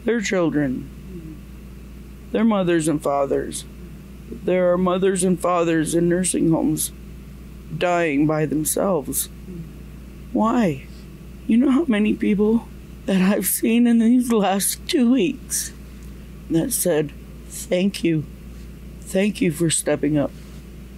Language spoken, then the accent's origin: English; Tyendinaga Mohawk Territory, Ontario, Canada; from Tandanega Mohawk Territory.